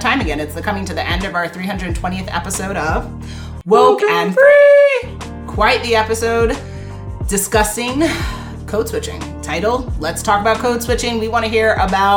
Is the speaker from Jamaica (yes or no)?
yes; Jamaica; I'm Jamaican